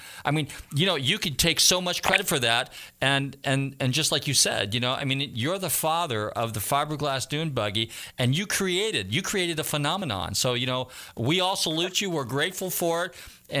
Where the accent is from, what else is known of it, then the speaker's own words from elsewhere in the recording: Northern California, United States; I'm from Northern California